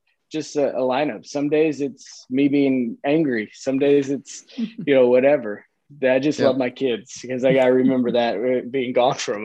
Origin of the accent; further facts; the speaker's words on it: Kansas City, Missouri, United States; also born or lived in Chicago, Illinois / Sioux Center, Iowa; We moved from Chicago to Kansas City when I was like five. So I don't I remember some of it, but not a ton, but grew up in Kansas City.